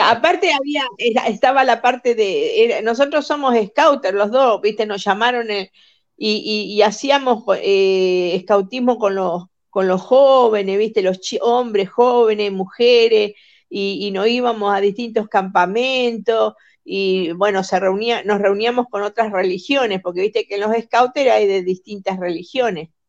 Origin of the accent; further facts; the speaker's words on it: Rosario, Santa Fe, Argentina; moved away; also born or lived in Utah; de donde soy yo en Rosario